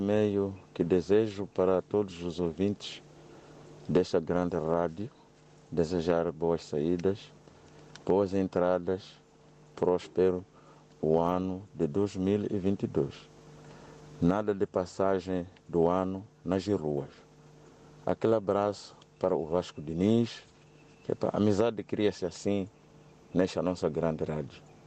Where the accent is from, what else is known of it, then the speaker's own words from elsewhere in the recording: Guinea-Bissau; now in France; para a minha Guiné-Bissau, a minha aldeia natal Plundo